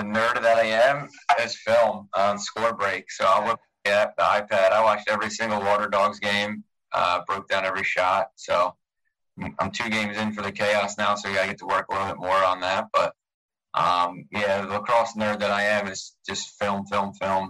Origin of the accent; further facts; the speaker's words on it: Annapolis, Maryland, United States; being in Annapolis, my hometown. Um, I live a mile away